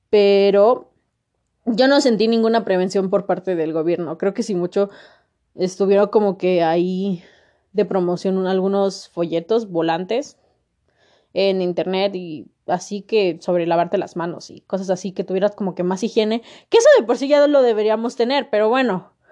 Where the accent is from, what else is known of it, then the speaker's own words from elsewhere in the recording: Mexico; informarme qué está pasando en mi país, saber qué está sucediendo, porque si no sé qué está sucediendo, nunca voy a saber el por qué estamos así. La economía está de la chingada, la sociedad está de la chingada, México como país siento que no está realmente unido